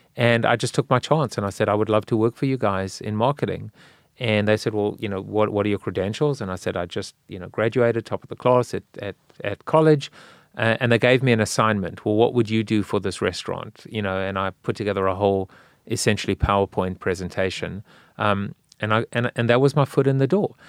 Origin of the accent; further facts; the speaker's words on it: South Africa; now in United States; I'm South African